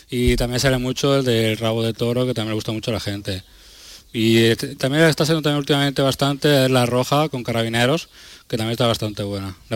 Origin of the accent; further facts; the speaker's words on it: Berja, Andalusia, Spain; now in Almería, Spain; yo soy de, aquí de Almería, soy de un pueblecito, de Berja, pero llevo también muchos años aquí en Almería Capital